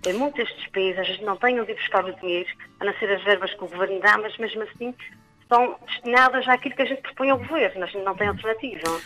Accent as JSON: {"language": "Portuguese", "town": "Vila Nova", "region": "Azores", "country": "Portugal", "moved": "yes", "lives_now": "São Sebastião, Portugal", "said": "sou da Vila Nova."}